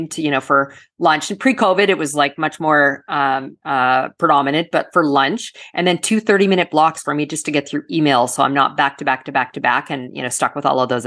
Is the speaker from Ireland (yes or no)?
no; Canada; now in South Florida, United States; I'm originally from Canada. And so good Canadian girl, I play hockey